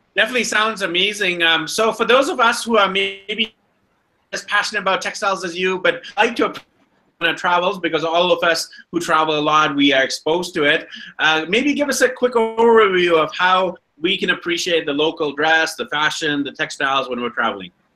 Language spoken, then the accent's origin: English; Vancouver, British Columbia, Canada; also born or lived in London, England; now in Quito, Ecuador; I'm from Vancouver, BC, and uh, I've lived in London, England, and now I'm here in Quito, Ecuador